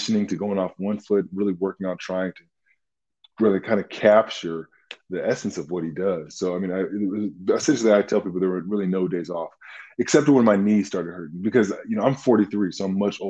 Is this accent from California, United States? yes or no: yes; Southern California, United States; growing up in Southern California